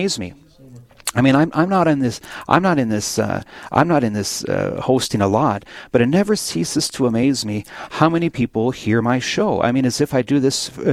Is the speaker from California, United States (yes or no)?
no; Williston, North Dakota, United States; I'm born and raised in the Williston, North Dakota area.